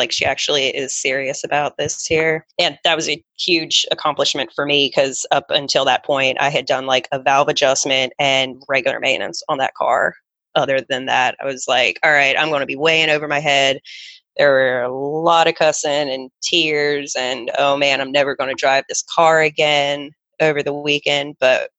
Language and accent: English; Charlotte, North Carolina, United States; I ended up transferring back to Charlotte, North Carolina, my hometown, to a school there.